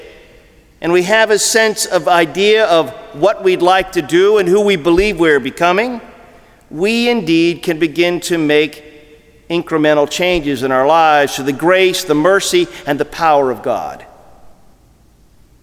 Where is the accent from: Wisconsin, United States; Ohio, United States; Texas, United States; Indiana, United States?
Ohio, United States; growing up in Ohio